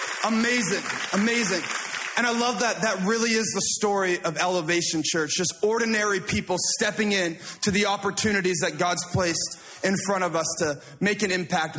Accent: Toronto, Ontario, Canada; I said, I'm from the Toronto area. We call it the GTA, the Greater Toronto Area.

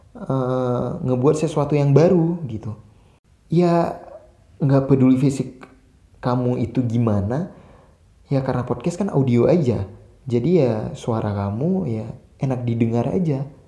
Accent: Aceh, Indonesia; saya asli Aceh

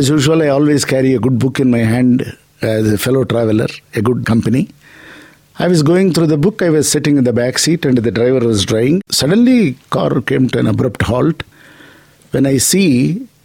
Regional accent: Hyderabad, Telangana, India; I'm from Hyderabad.

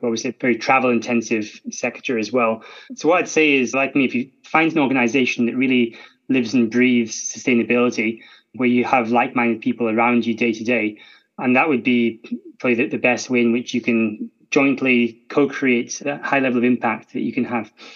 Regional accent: Scotland, United Kingdom; I'm Scottish, and you can tell from my accent.

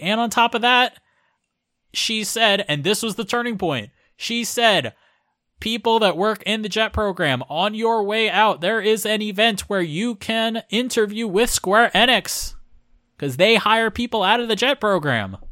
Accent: Florida, United States; moved away as an adult; now in Japan; I'm originally from Florida in the U S

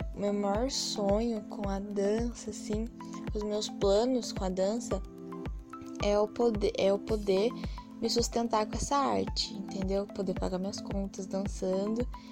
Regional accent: Sorocaba, São Paulo, Brazil; eu vim de Sorocaba, nasci aqui em Sorocaba mesmo

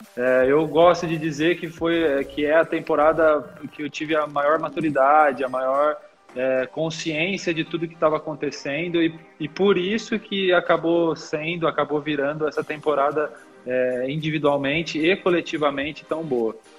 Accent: Limeira, São Paulo, Brazil; also born or lived in Catanduva; eu sou nascido em Catanduva, mas eu nunca morei lá, né, propriamente dito. Meu pai jogava basquete, e profissionalmente, e ele jogava no time aqui de Limeira, que é a cidade que eu, que eu sempre morei

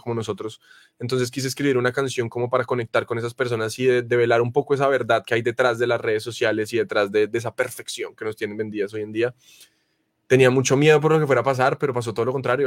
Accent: Colombia; en mi país, acá en Colombia

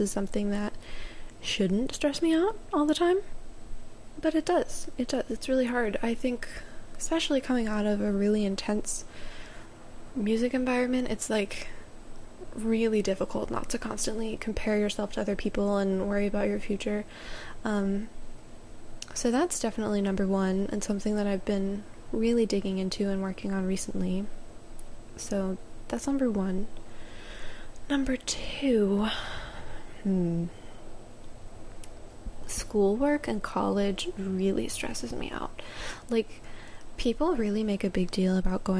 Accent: Maryland, United States; moved away; Back home in Maryland, I would go down to my hometown, like downtown area, and sit on the water

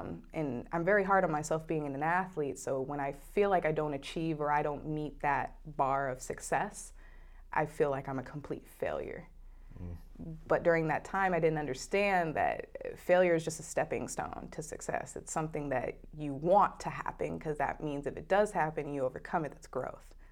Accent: Oregon, United States; moved away; I was born in Oregon

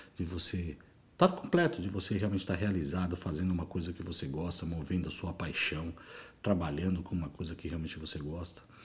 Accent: São Paulo, Brazil; moved away as an adult; sou nascido e criado em São Paulo

